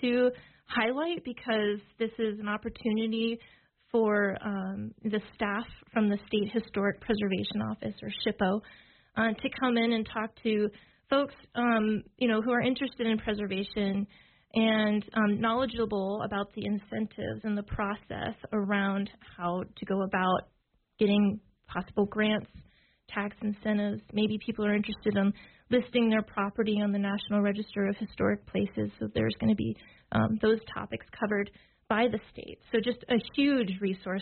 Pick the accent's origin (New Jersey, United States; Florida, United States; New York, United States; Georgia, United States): Florida, United States; moved away as an adult; now in Wyoming, United States; I'm originally from Florida